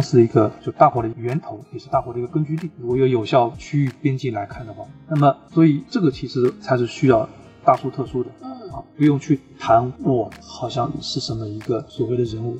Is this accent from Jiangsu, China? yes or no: yes; Suzhou, Jiangsu, China; 我家乡苏州